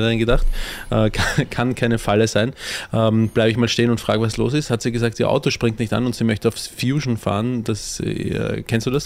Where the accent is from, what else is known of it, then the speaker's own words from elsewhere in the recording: Austria; Ich als Österreicher